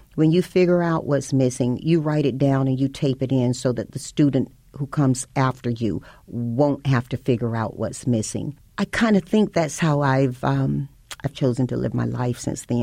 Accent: Tarboro, North Carolina, United States; Panola Street divided my hometown between white and black. And the diversity that you see now when you go to Tarboro, North Carolina didn't exist then

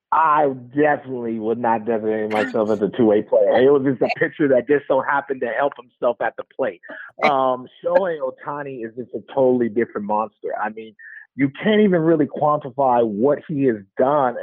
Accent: Oakland, California, United States; also born or lived in Alameda, California; growing up in Oakland

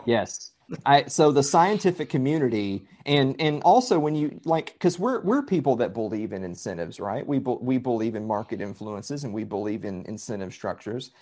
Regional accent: Columbia, Tennessee, United States; I'm from Southern Middle Tennessee. I'm from Columbia, Tennessee

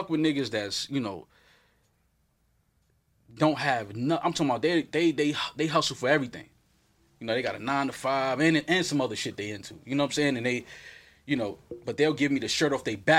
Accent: New York City, New York, United States; I'm from Uptown, black kid

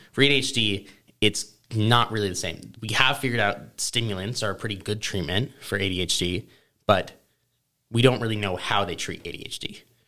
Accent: Charlotte, North Carolina, United States; also born or lived in New York City, New York; when we moved to Charlotte, North Carolina

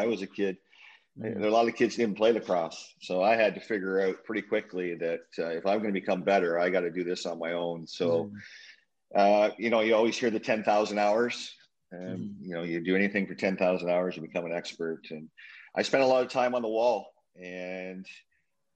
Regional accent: Owen Sound, Ontario, Canada; moved away; my hometown, Old Sound, Ontario

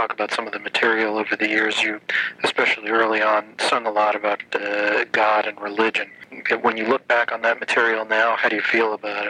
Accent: East Coast, United States; Well, I guess maybe that's the drawback of growing up on the East Coast

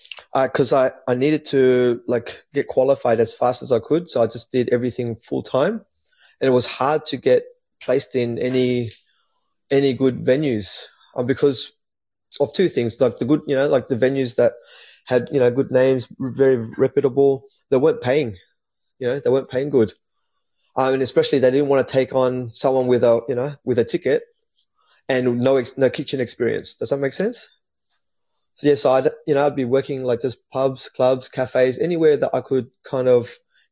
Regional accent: Newtown, New South Wales, Australia; also born or lived in Marrickville; Growing up in the inner west was good. I love it. It was I grew up in Newtown at the beginning, and then we moved to Marrickville.

